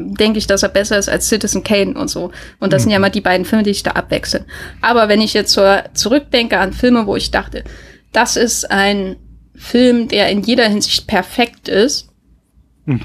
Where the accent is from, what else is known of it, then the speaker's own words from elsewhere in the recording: Thuringia, Germany; meinem Thüringen, wo ich aufgewachsen bin